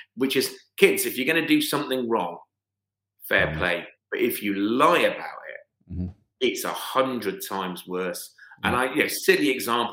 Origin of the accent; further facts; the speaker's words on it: United Kingdom; as a British white British man born in 1970